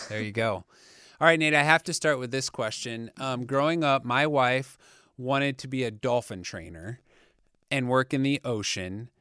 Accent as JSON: {"language": "English", "region": "Ohio", "country": "United States", "moved": "yes", "said": "I'm from Ohio"}